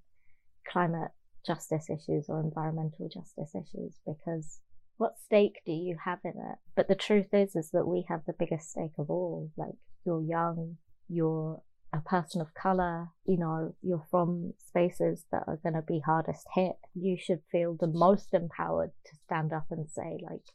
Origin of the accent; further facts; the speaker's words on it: Birmingham, West Midlands, United Kingdom; I grew up in Birmingham